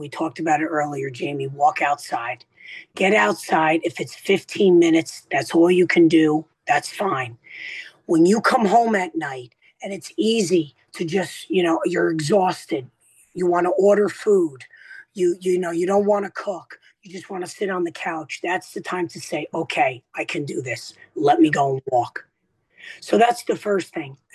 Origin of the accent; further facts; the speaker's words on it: New Jersey, United States; I'm the Italian from New Jersey